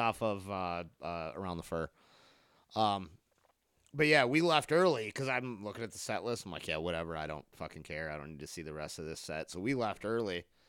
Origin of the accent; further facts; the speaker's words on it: Harper Woods, Michigan, United States; That was Car City for me, 'cause I grew up in Harper Woods.